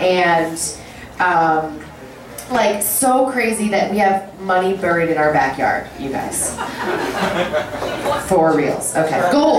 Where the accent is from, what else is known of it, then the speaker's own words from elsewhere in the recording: Philadelphia, Pennsylvania, United States; I grew up in Philadelphia, in a suburb outside of Philadelphia, and I went to an all-girls school for 13 years, K through 12.